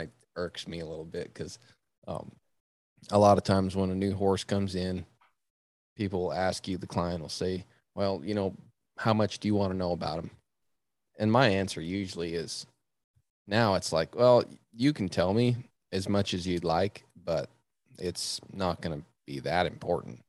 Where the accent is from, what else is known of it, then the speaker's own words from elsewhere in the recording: Virginia, United States; I was born in Virginia